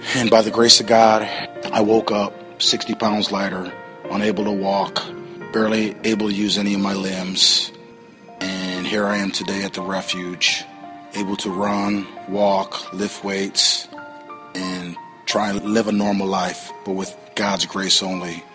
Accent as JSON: {"language": "English", "town": "Toledo", "region": "Ohio", "country": "United States", "said": "I'm from Toledo, Ohio. I was brought up in a very good home."}